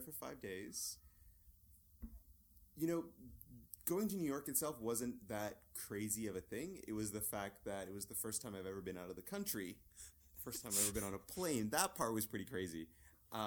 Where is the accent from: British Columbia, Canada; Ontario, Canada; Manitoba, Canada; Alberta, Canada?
Alberta, Canada; Calgary; now in Vancouver, Canada; I grew up in Calgary